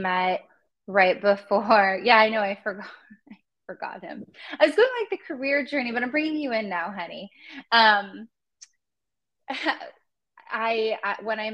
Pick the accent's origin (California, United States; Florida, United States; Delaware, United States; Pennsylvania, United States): California, United States; Los Angeles; also born or lived in Madison, Wisconsin; I grew up in California, in Los Angeles